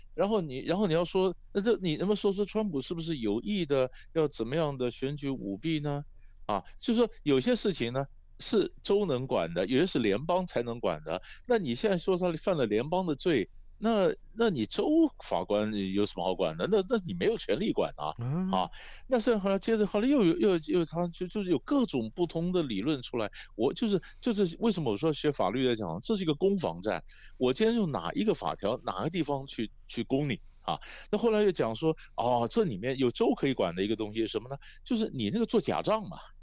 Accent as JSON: {"language": "Chinese", "country": "Taiwan", "said": "在台湾我，呃，我，我们看了以后觉得有点错乱"}